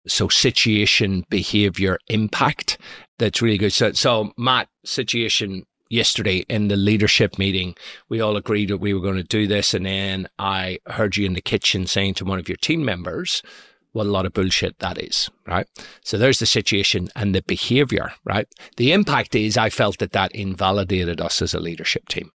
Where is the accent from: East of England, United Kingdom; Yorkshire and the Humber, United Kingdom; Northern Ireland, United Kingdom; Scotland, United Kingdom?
Northern Ireland, United Kingdom; Belfast; born or raised there